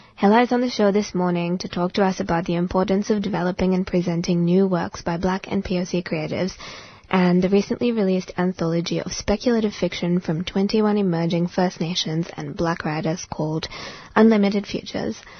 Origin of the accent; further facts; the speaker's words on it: India; now in Australia; I grew up in India, not a white person in sight